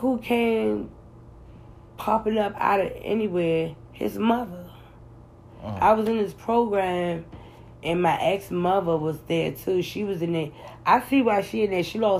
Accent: United States; I'm American

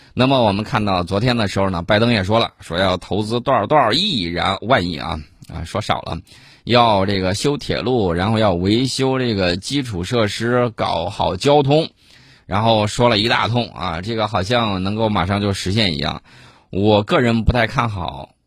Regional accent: China; 因为我们都是中国人

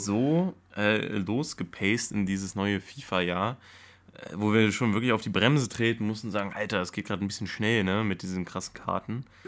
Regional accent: Germany; als Deutscher

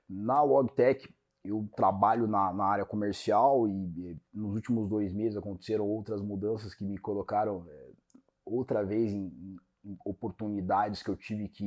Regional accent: Brazil; born there; Você já morou no Brasil? Moro, no, nasci no Brasil.

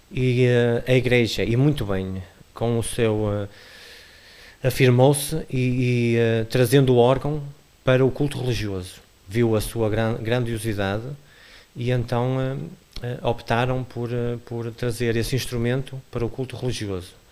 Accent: Lixa, Norte, Portugal; also born or lived in Porto / Lisbon; sou natural da Lixa. Natural da Lixa.

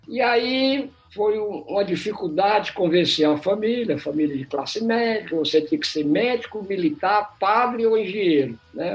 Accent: Fortaleza, Ceará, Brazil; moved away; Eu nasci em Fortaleza, me formei em física na Universidade Federal do Ceará

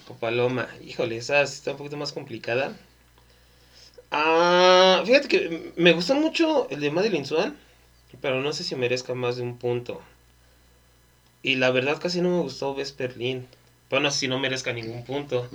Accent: Mexico; somos mexicanos

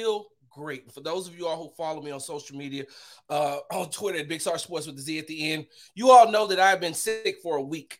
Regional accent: Texas, United States; I'm from Texas

